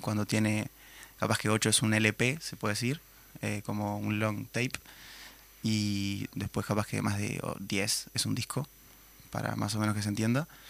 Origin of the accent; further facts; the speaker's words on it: Minas, Lavalleja, Uruguay; soy de Minas, vine de Minas hoy